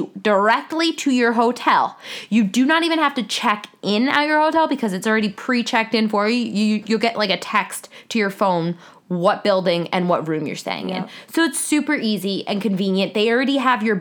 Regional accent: East Coast, United States; I'm from the East Coast and I grew up going to Disney World

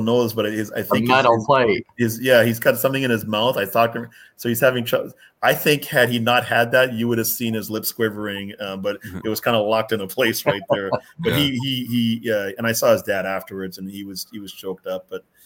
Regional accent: Winnipeg, Manitoba, Canada; moved away; also born or lived in Jamaica / North Dakota; We were in Winnipeg, I consider myself my hometown. Again, I wasn't born there, but it was my hometown.

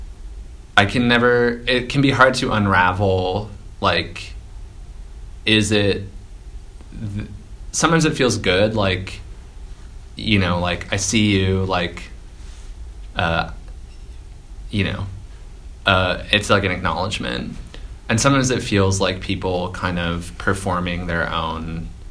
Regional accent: Minneapolis–Saint Paul, Minnesota, United States; now in New York City, United States; I'm from the Twin Cities

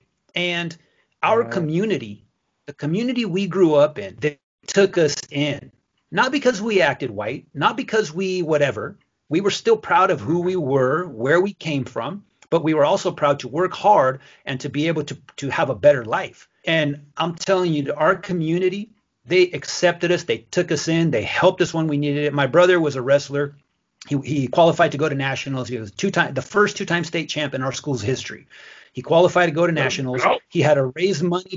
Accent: United States; also born or lived in Mexico; I grew up in the farming community.

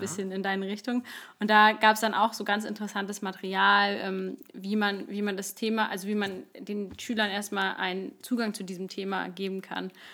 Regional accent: Berlin, Germany; moved away; also born or lived in Cologne/Bonn area; ich komme aus Berlin

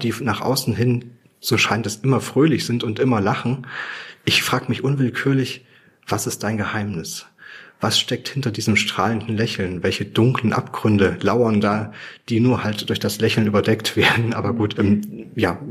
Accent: Weimar, Thuringia, Germany; meine Heimatstadt Weimar

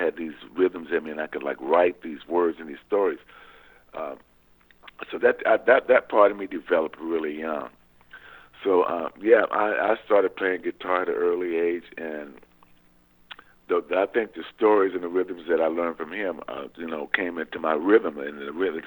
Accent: San Pedro, California, United States; I was born in San Pedro, California.

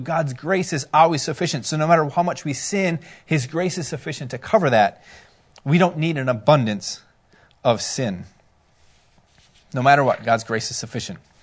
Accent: Minnesota, United States; we're from Minnesota

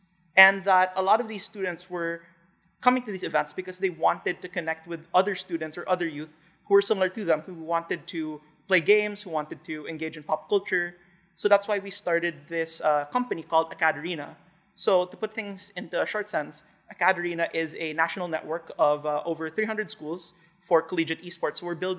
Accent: Western Visayas, Philippines; also born or lived in Seattle, United States; I'm 21, and I'm currently a student at the University of Washington in Seattle. So I grew up here in the Philippines for most of my life, spent 18 years here, went to high school at Philippine Science High School in Haro.

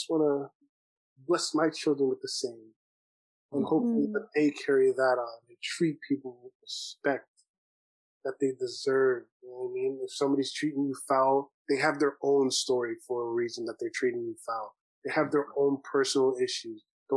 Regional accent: Brampton, Ontario, Canada; I grew up in Brampton

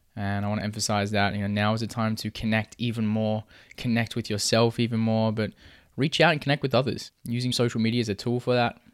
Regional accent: Perth, Western Australia, Australia; we're both from Perth. We're both Perth locals

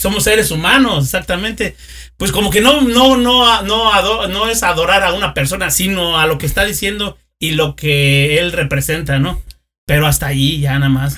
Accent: Querétaro, Mexico; yo soy de Lomas de Casablanca

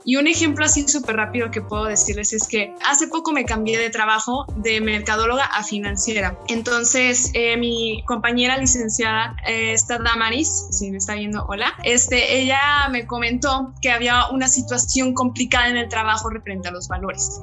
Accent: Mexico; como cultura mexicana

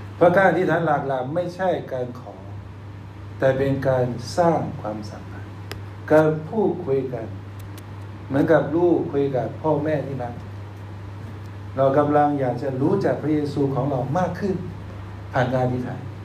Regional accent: China; ตอนเด็กๆผมเปิดหน้าต่างอยู่ประเทศจีนก็เห็นหิมะเต็ม

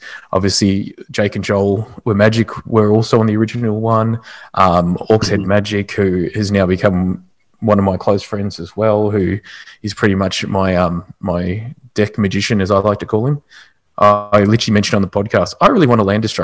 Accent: Australia; being Australian as well

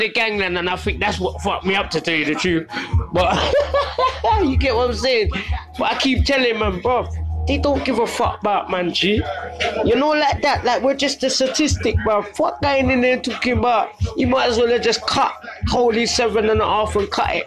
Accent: London, United Kingdom; now in Southend, United Kingdom; I grew up in Brixton in the 70s. 80s, 90s

